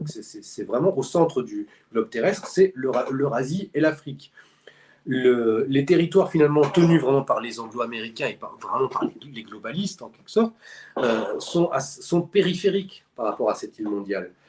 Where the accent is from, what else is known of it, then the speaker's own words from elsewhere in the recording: France; nous, on est français